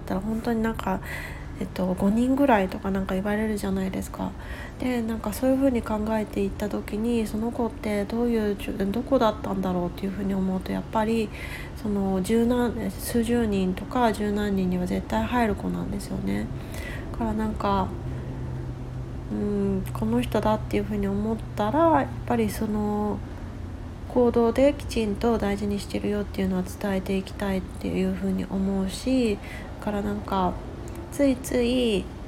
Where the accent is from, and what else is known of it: Japan; first language Japanese; also born or lived in West Coast, United States; now in United States